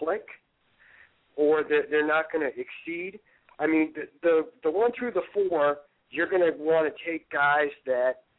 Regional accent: Midwest, United States; now in Maine, United States; I'm originally from the Midwest

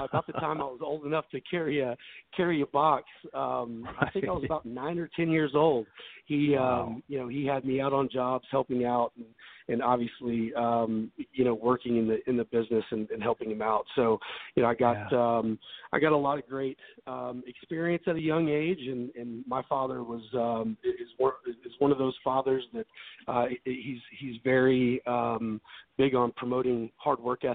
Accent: Memphis, Tennessee, United States; born or raised there; moved away as an adult; also born or lived in Dallas, Texas / Laguna Beach, California; now in Nashville, United States

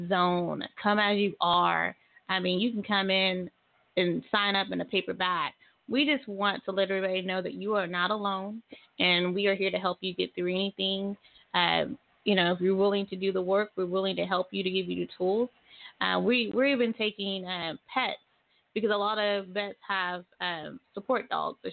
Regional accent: Tulsa, Oklahoma, United States; moved away as an adult; now in Muskogee, United States; I grew up in Tulsa and I've been in Muskogee for 7 to 8 years

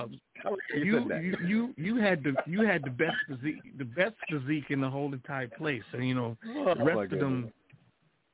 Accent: Jamaica; I'm Jamaican

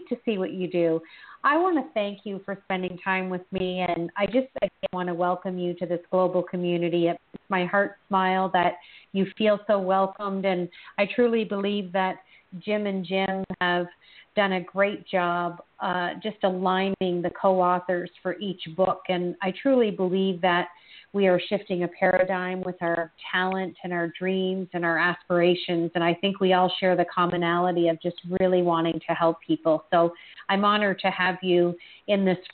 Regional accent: Canada; being Canadian, we often end our sentences with the word

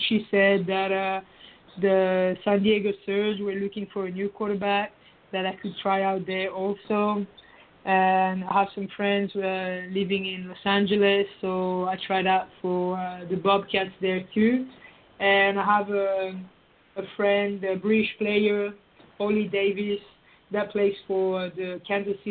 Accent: France; moved away as an adult; now in United States

